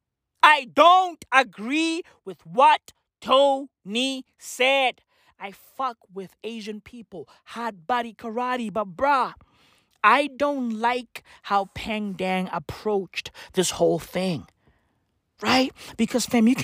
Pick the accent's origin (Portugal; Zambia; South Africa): South Africa; I'm a black kid in South Africa